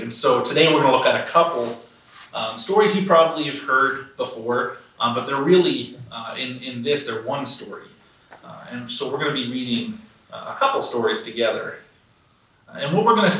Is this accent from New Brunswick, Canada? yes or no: yes; Burke's Corner, near Fredericton, New Brunswick, Canada; If you've ever been in the Fredericton area, basically you drive, I'd say like 20 minutes out of town to a place called Burke's Corner.